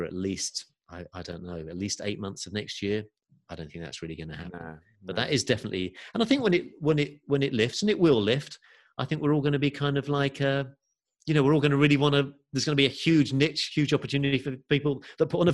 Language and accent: English; England, United Kingdom; moved away; also born or lived in California; I've got family over here in the UK and, you know, obviously getting a little bit older and mum and nieces and nephews I wasn't seeing as much. And I also went through a divorce this year. So that was another reason to think, okay, you know, maybe I'll re-explore coming back to England.